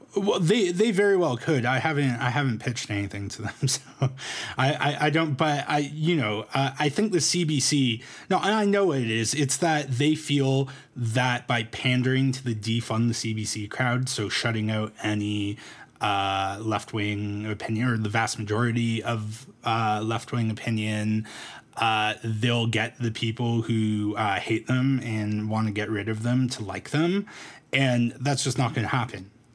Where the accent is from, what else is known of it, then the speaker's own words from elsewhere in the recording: Toronto, Ontario, Canada; also born or lived in Medicine Hat; now in Calgary, Canada; I'm from Toronto originally